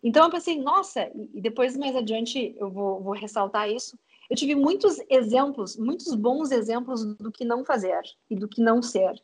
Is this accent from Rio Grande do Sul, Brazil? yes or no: yes; Uruguaiana, Rio Grande do Sul, Brazil; moved away as an adult; also born or lived in New York; now in Porto Alegre, Brazil; eu sou guria do interior, eu sou de Uruguaiana, numa cidadezinha da fronteira oeste aqui do Rio Grande do Sul